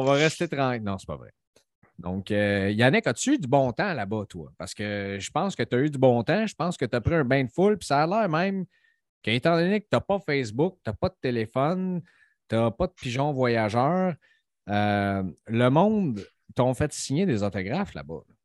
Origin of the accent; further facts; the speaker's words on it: Montreal, Quebec, Canada; Nous autres, on vient de Montréal